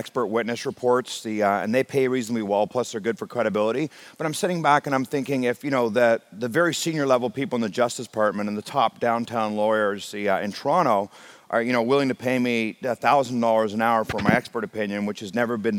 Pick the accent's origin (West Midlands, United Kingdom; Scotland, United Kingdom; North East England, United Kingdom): Scotland, United Kingdom; now in Canada; I took my first commercial airline flight when I came from Scotland to Canada.